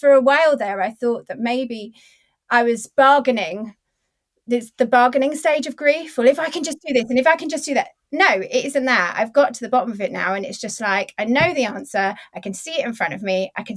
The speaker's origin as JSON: {"language": "English", "country": "United Kingdom", "said": "we're 40 and we're British"}